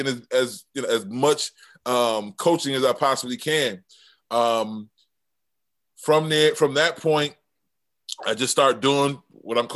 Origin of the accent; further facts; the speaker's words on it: New Haven, Connecticut, United States; I'm originally from New Haven